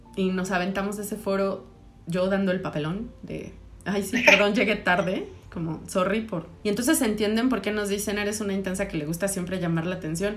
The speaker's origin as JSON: {"language": "Spanish", "country": "Mexico", "said": "como mexicanos"}